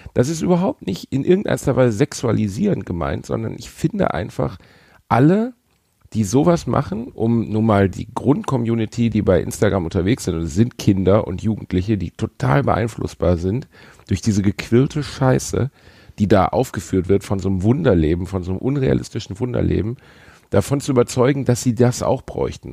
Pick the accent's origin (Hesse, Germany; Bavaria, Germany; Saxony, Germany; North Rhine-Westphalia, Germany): North Rhine-Westphalia, Germany; Essen or Gelsenkirchen; wir kommen halt beide aus Essen und Gelsenkirchen. Das ist jetzt kein Aufwachsen im Freiburg im Breisgau